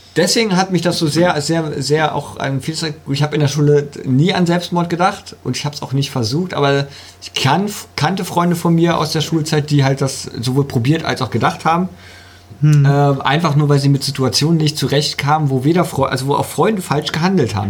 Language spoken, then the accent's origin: German; Germany; Bei uns in Deutschland